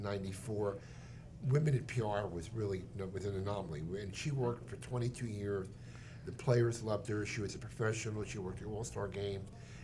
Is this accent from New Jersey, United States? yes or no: yes; New Jersey, United States; I'm a New Jersey person too.